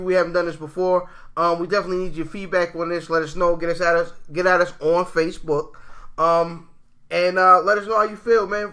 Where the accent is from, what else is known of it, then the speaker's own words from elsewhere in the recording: Anne Arundel County, Maryland, United States; we grew up in Anne Arundel County, and Anne Arundel County is very, very racially mixed